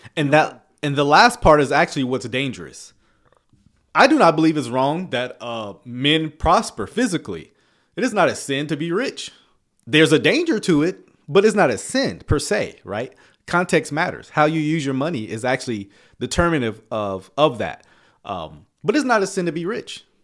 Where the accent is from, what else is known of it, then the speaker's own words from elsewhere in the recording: the South, United States; I come from the South, right? We grew up on spades and dominoes